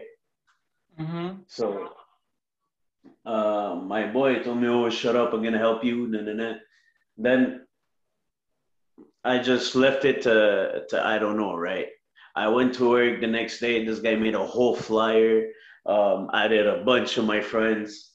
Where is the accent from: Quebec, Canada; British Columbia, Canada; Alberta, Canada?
Quebec, Canada; Montreal; I'm from Montreal, Canada.